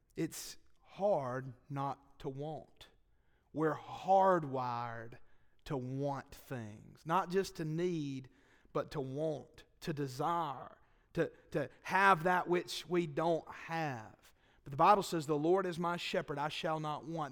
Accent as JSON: {"language": "English", "town": "Boaz", "region": "Alabama", "country": "United States", "tie": "born or raised there", "said": "I'm from Boaz"}